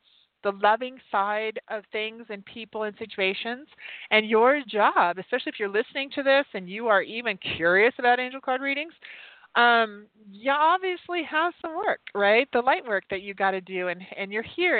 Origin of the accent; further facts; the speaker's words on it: Utah, United States; moved away; Utah, which is my home state. I don't live there anymore